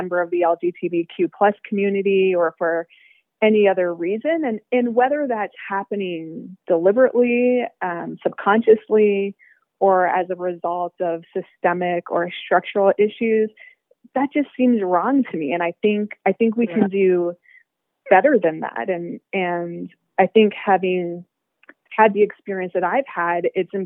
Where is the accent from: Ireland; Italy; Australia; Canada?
Canada; small town Ontario; now in Toronto, Canada; I was born in Canada and I grew up in small town Ontario as one of a very few visible minorities.